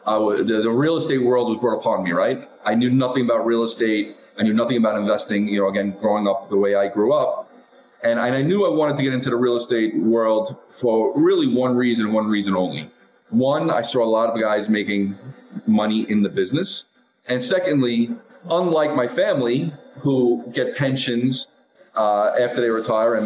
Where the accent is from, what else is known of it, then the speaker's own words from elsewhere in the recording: New York City, New York, United States; I grew up in Brooklyn and Staten Island